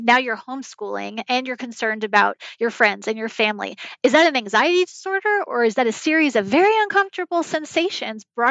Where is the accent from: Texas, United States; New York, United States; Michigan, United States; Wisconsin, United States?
New York, United States; I grew up in New York